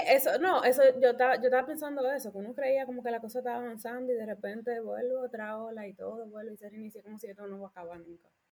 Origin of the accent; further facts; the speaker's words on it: Dominican Republic; moved away as an adult; now in Germany; soy dominicana, vengo de la República Dominicana